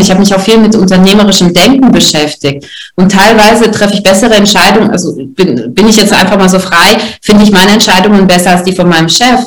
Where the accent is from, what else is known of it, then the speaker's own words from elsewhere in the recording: Russia; moved away; ich als Russin